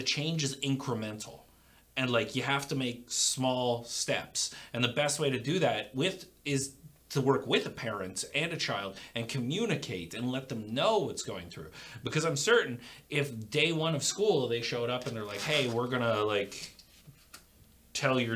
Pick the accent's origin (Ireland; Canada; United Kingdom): Canada; I'm a Canadian. I'm proud of being a Canadian.